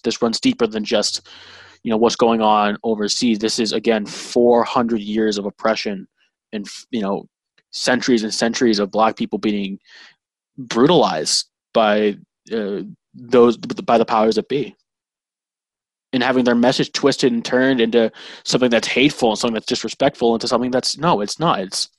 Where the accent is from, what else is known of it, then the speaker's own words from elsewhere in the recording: Braintree, Massachusetts, United States; I'm from Braintree, and that's a historically white Irish conservative town.